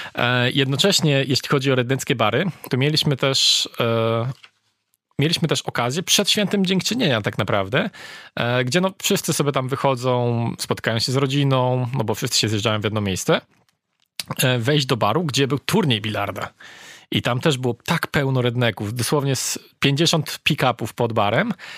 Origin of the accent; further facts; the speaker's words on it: Poland; mówiliśmy, że jesteśmy z Polski